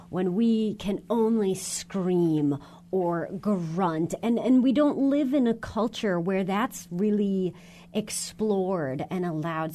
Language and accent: English; United States; As an American